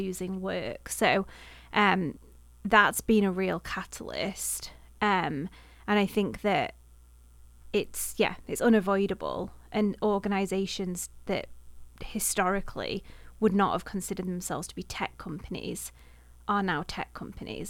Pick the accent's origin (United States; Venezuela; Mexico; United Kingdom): United Kingdom; Manchester, North West England; moved away as an adult; now in Halifax, Canada; I'm from the Manchester area, so bi-, much bigger city